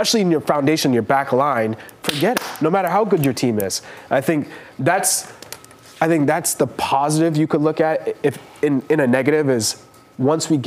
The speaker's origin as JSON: {"language": "English", "country": "United States", "said": "as an American in particular, growing up"}